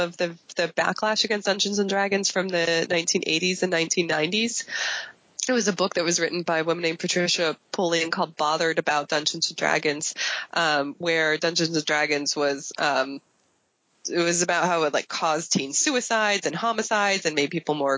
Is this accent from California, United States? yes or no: yes; San Francisco, California, United States; I'm from San Francisco and, I'm based in San Francisco